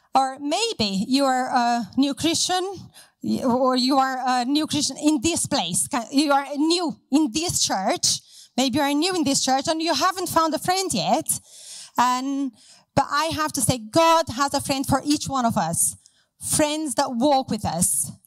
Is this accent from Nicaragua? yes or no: no; Brazil; moved away as an adult; now in Hereford, United Kingdom; So I'm from Brazil and I uh, used to go to a very big church with lots of people, and I had lots of friends, and we did a lot together. Um, so I grew up in that city